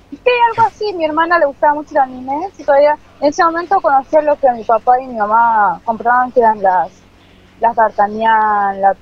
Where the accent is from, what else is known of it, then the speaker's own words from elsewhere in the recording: Florencio Varela, Buenos Aires Province, Argentina; De Ingeniero de la Carolina, de muy, muy, muy lejano.